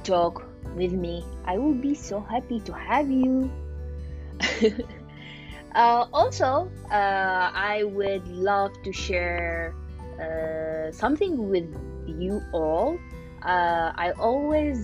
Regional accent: Iraq; moved away as an adult; now in Ohio, United States; I'm from Iraq

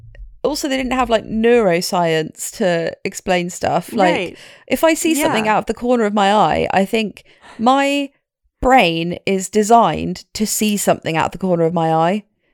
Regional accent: England, United Kingdom; I was like, out of my way, I'm from England.

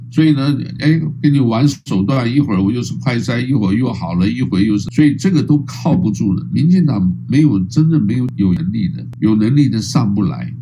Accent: Taiwan; also born or lived in Hawaii; 台湾呢是在这里出生长大的

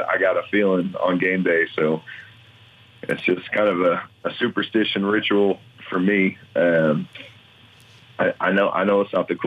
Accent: St. Louis, Missouri, United States; I grew up in St. Louis, and I've lost two NFL teams in my career as a St. Louis person

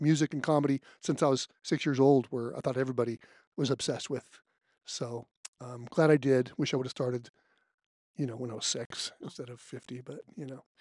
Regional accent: California, United States; I'm from California

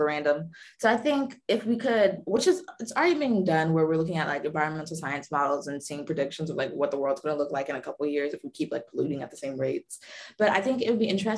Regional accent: Durham, North Carolina, United States; Durham, my hometown

